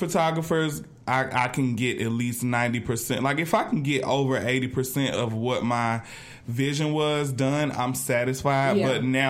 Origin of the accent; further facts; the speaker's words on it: Atlanta, Georgia, United States; I'm from Atlanta. I lived here. I ain't lived nowhere else.